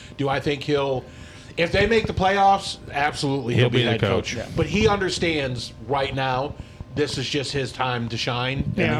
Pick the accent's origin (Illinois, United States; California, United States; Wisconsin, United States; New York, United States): Illinois, United States; Chicago; I grew up in Chicago